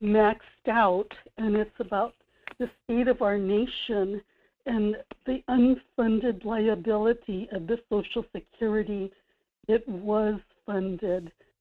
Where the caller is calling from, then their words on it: Kodiak, Alaska, United States; This is … in Kodiak.